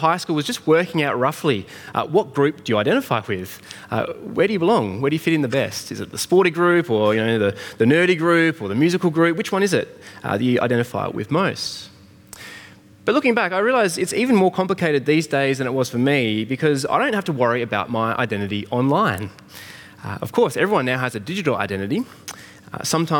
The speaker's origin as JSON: {"language": "English", "country": "Australia", "tie": "born or raised there", "said": "I'm an Australian-born, 6-foot-something man"}